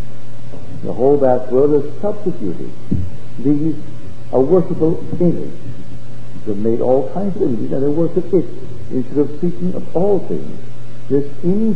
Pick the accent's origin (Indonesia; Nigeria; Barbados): Barbados; now in United States; I came here as a stranger to America, but not from the day I landed did I ever think myself other than one with America. I never called myself an American Barbadian or an American West Indian